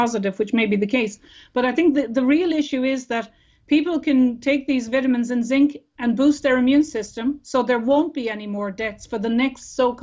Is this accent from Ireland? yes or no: yes; Ireland; we as Irish people